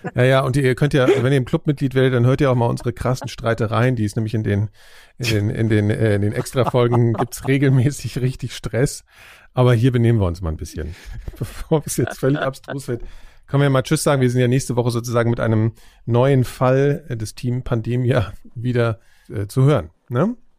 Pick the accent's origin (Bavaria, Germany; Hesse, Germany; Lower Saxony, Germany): Hesse, Germany; Frankfurt am Main; moved away; in meiner Heimatstadt äh, Frankfurt am Main